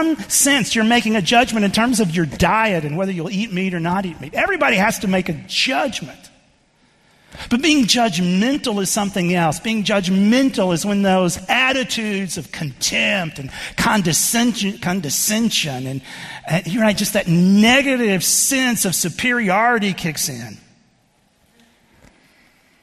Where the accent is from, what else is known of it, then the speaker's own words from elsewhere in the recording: Texas, United States; moved away; I grew up in the Southern Baptist Church in Texas, and much of my experience growing up was in that denomination